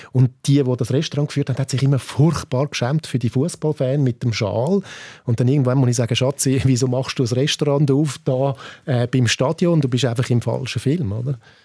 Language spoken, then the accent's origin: German; Winterthur, Zurich, Switzerland; ich bin ja aus Winterthur